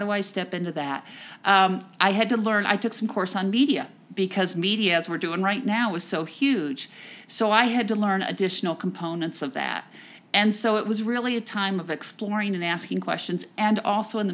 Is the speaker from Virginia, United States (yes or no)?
no; New Jersey, United States; I'm from New Jersey